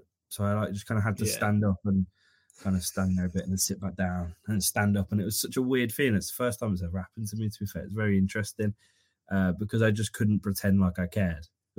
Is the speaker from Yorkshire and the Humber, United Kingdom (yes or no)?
no; Birmingham, West Midlands, United Kingdom; moved away as an adult; now in Manchester, United Kingdom; I grew up in Erdington, which is in Birmingham